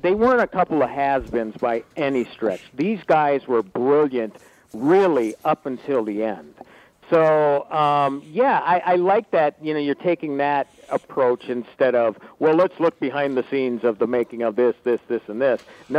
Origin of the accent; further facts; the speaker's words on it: Minnesota, United States; Now, growing up in Minnesota with the three channels, I got a lot of my Stan and Ollie stuff